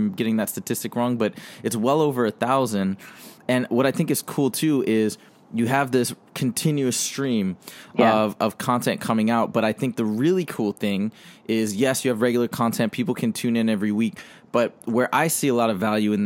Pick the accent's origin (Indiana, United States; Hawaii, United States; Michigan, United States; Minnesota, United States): Michigan, United States; I grew up in Michigan, and we'd have tornadoes